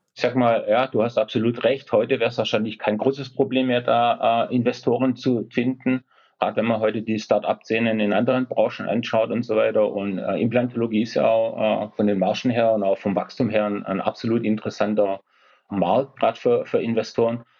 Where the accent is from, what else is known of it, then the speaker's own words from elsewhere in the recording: Esslingen, Baden-Württemberg, Germany; Ich komme aus Esslingen, das ist in der Nähe von Stuttgart.